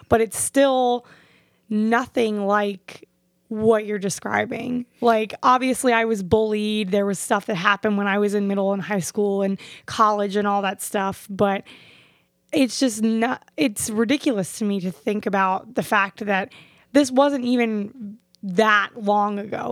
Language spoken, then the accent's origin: English; Fort Lauderdale, Florida, United States; I grew up in Fort Lauderdale and Hollywood area